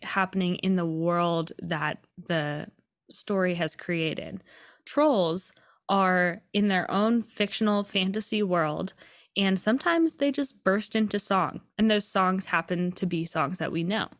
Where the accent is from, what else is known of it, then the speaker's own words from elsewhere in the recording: Seattle, Washington, United States; I grew up in Seattle where there is literally a giant, concrete, scary looking troll under one of our big bridges.